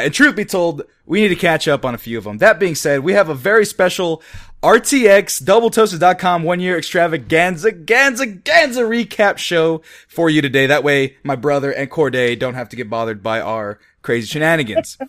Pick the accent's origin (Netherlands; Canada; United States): United States; Fresno, California; It's called Fresno, California, where we're from